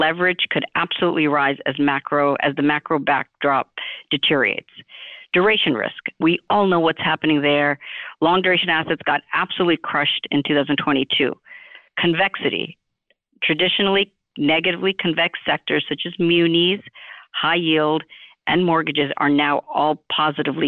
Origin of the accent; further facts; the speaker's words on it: New York City, New York, United States; I was born in Flushing, Queens, New York City